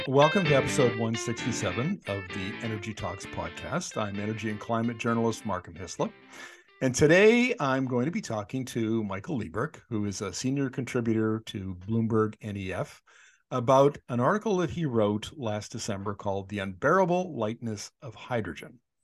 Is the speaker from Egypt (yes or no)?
no; Northern Canada, Canada; I grew up in Northern Canada.